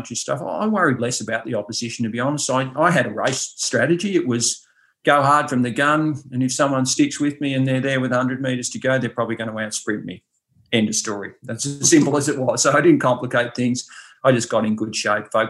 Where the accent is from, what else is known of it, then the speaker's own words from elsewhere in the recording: Ballarat, Victoria, Australia; I'm from Ballarat, which is pretty cold, obviously, in the winter